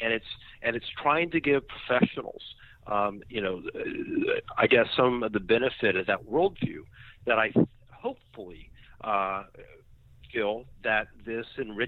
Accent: Knoxville, Tennessee, United States; born there; So I was born in Knoxville, Tennessee.

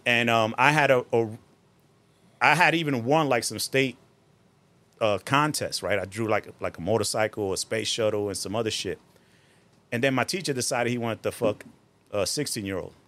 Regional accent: Newark, New Jersey, United States; born or raised there; also born or lived in Puerto Rico; now in Bloomfield, United States

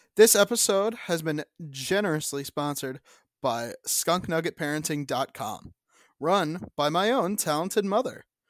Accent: United States; I'm an American.

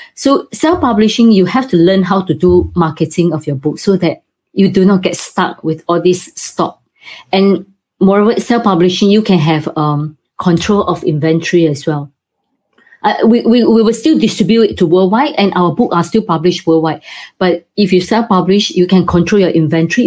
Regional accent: Singapore; now in United Kingdom; Originally, I'm from Singapore, but now I have moved to UK.

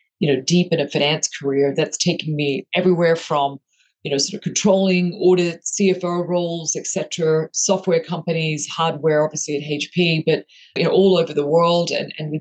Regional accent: Mareeba, far north Queensland, Australia; moved away as an adult; also born or lived in Houston, Texas; now in United States; I grew up in far north Queensland in a place called Merewini

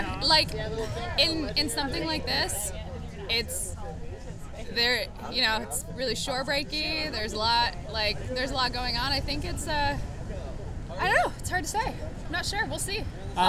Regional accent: Hermosa Beach, California, United States; I'm from Hermosa Beach.

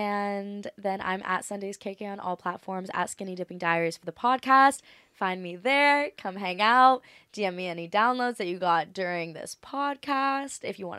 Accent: Maui, Hawaii, United States; I feel like Maui's my hometown.

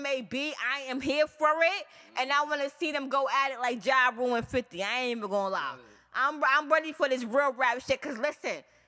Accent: New York City, New York, United States; I'm from Far Rock, Queens. I'm from Southside, Jamaica, Queens, 131 Rockaway Boulevard

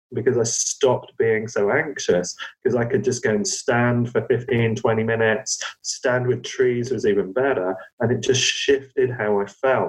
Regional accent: Cornwall, South West England, United Kingdom; growing up in Cornwall

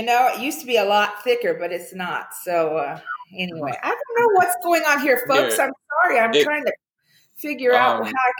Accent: the Ozarks, United States; moved away as an adult; also born or lived in California; now in Henderson, United States; I'm a hillbilly from the Ozarks and I live in Henderson, Nevada, a suburb of Las Vegas.

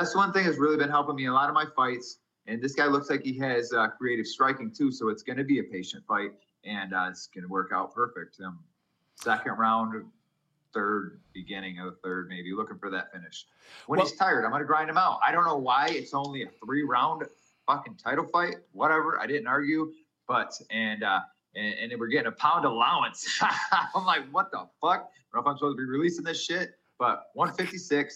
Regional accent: New York, United States; I'm American

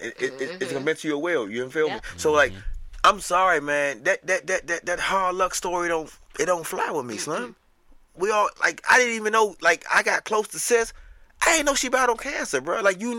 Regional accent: Georgia, United States; born there; I was born in Georgia, in fact.

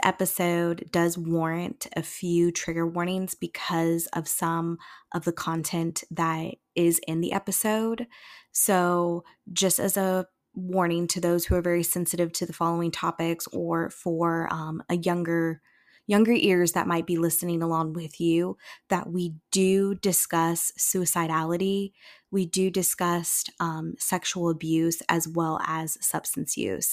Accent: Indiana, United States; moved away as an adult; now in Columbus, United States; Taryn and I are both from the same area in Indiana

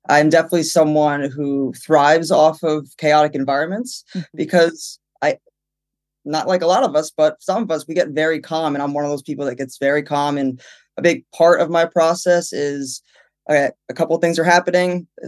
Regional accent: New Jersey, United States; now in California, United States; Even though I've been in California for six years, where are you from? New Jersey.

